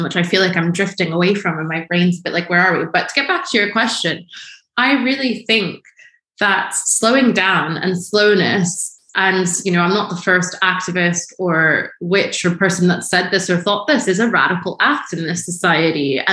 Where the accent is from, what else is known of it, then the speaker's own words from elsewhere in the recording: Washington, District of Columbia, United States; I grew up in Washington, D.C.